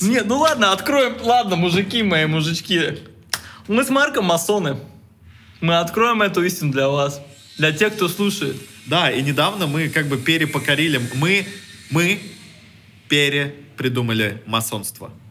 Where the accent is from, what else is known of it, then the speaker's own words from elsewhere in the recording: Russia; born there; Ну, вот что вот мы такие, да, мы, вы, мы родились в России.